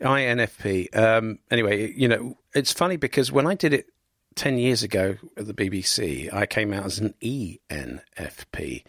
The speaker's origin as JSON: {"language": "English", "town": "Cambridge", "region": "East of England", "country": "United Kingdom", "tie": "born or raised there", "said": "when I was an idealistic teenager growing up in Cambridge"}